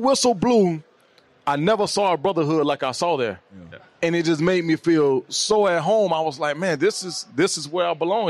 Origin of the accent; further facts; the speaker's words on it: Miami, Florida, United States; moved away as an adult; I'm born and raised in Miami.